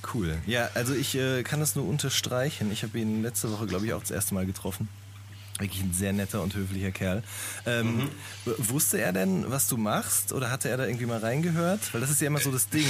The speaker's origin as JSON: {"language": "German", "town": "Hagen", "region": "North Rhine-Westphalia", "country": "Germany", "said": "ich komme aus Hagen"}